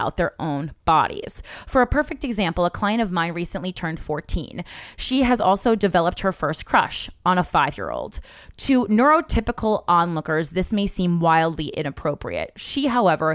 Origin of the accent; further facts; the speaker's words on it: New Jersey, United States; I'm from Jersey